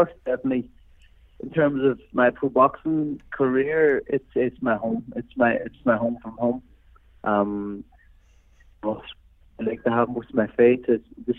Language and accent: English; Ireland; So it's being Irish, the boxing St. Patrick's Day is in probably the greatest city in the world.